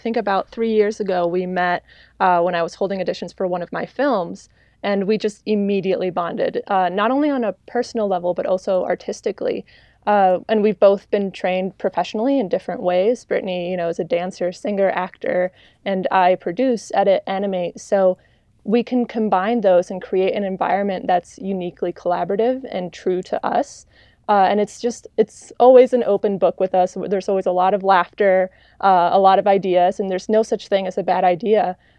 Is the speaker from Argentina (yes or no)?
yes; Argentina; born there; also born or lived in France / China / New York; I was born in Argentina and just kind of lived abroad in France, China, New York, and here.